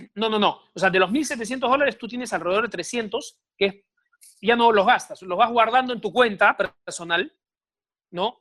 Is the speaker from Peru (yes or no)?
yes; Peru; me incluyo como peruano